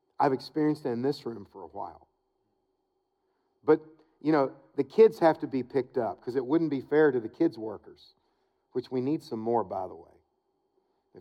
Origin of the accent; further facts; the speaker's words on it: Wilmore, Kentucky, United States; moved away; to Wilmore. It's my hometown